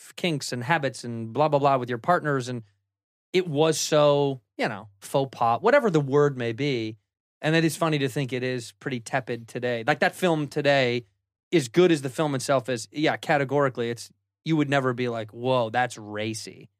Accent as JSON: {"language": "English", "town": "Chicago", "region": "Illinois", "country": "United States", "said": "I'm from Chicago, where everybody kinda sounds stupid"}